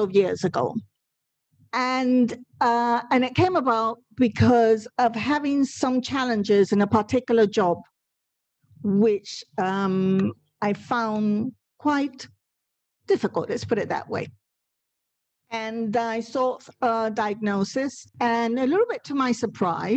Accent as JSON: {"language": "English", "country": "Puerto Rico", "tie": "born or raised there", "first_language": "Spanish", "second_language": "English", "moved": "yes", "said": "I did a secondary school, not in this country, but in Puerto Rico, and in the Spanish language"}